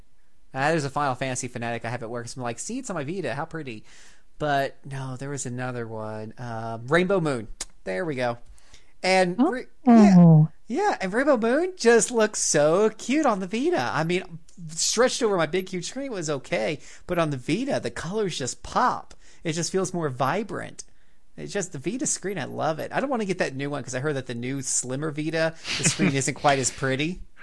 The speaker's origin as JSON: {"language": "English", "region": "the South", "country": "United States", "accent": "Southern", "said": "Ooh, I love reading French, especially with my southern accent."}